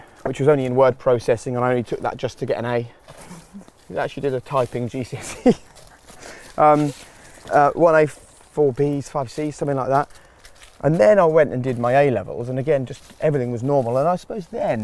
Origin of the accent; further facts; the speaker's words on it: Norfolk, East of England, United Kingdom; also born or lived in Peterborough / Norwich; And then we moved to Norfolk in the late 80s, 1987.